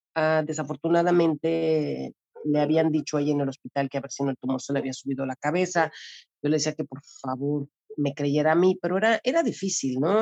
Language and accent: Spanish; Mexico City, Mexico; also born or lived in Cozumel; now in Cancún, Mexico; yo soy originaria de la Ciudad de México y llegué a vivir a Cozumel hace 30 años